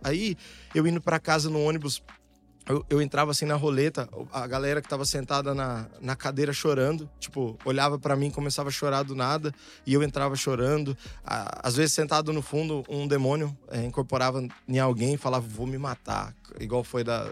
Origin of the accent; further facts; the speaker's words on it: Santo André, São Paulo, Brazil; also born or lived in São Bernardo do Campo; Eu morava em Santo André, no Bom Pastor